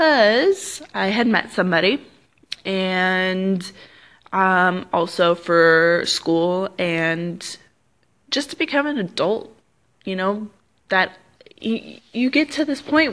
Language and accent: English; California, United States; also born or lived in Arizona; No, I'm not. I am from California, and that's a big old fun long life story in itself to explain why I've moved around so much in my life.